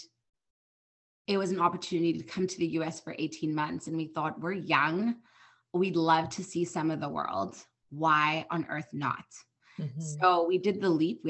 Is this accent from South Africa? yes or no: yes; South Africa; moved away as an adult; now in United States; I'm originally from South Africa, born and raised. My husband and I moved out here